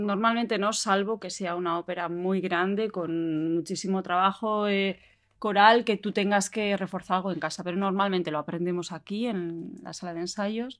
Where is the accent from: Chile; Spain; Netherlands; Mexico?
Spain; Bilbao, Basque Country; also born or lived in Barcelona; llegué a Bilbao, que es de donde soy